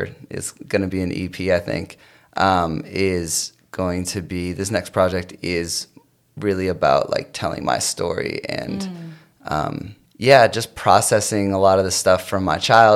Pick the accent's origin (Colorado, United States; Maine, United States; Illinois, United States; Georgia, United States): Maine, United States; South Portland; moved away as an adult; also born or lived in Chicago; now in Los Angeles, United States; I grew up in South Portland, Maine